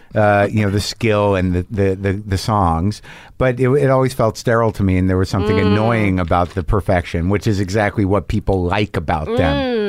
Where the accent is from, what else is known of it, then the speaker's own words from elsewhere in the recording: Southwest, United States; I grew up in the Southwest, and there was Icy's.